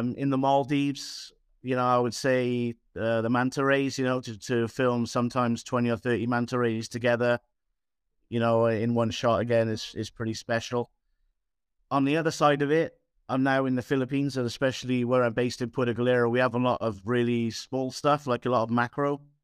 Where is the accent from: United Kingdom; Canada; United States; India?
United Kingdom; Aberdare, Wales; moved away; I'm from Wales originally.